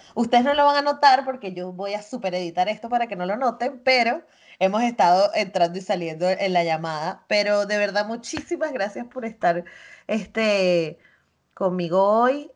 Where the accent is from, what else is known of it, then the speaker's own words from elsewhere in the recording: Chirimena, Miranda, Venezuela; moved away as an adult; yo crecí en Chirimena toda mi vida